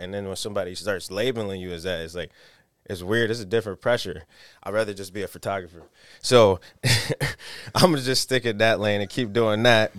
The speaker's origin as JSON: {"language": "English", "town": "Rochester", "region": "New York", "country": "United States", "said": "I'm from Rochester."}